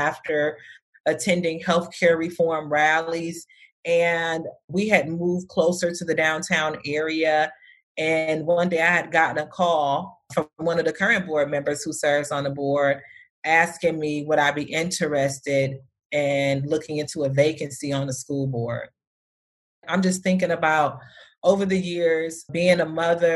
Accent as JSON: {"language": "English", "town": "Detroit", "region": "Michigan", "country": "United States", "moved": "as an adult", "lives_now": "Phoenix, United States", "said": "I'm originally from Detroit, Michigan, and I decided to move to Phoenix, Arizona"}